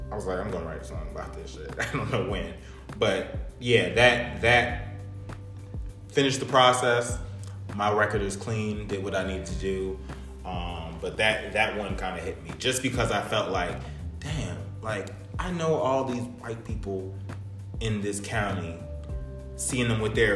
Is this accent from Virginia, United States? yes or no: yes; New Kent, Virginia, United States; New Kent, my hometown.